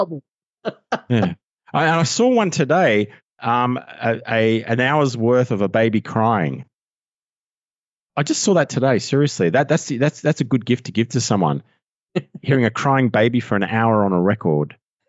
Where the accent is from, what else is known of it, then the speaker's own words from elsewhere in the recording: Australia; accent: Australian; I'll still have the full Australian accent.